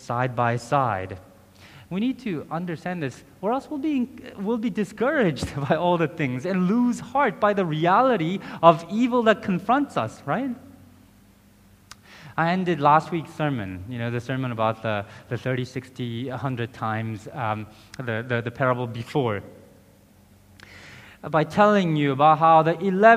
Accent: South Korea; That's how it began in Korea. In my home country, this is how the gospel arrived.

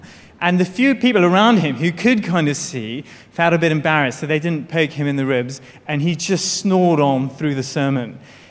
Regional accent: United Kingdom; now in Hong Kong; I've just been in Hong Kong for about a year or so. I've come from the UK, I'm married

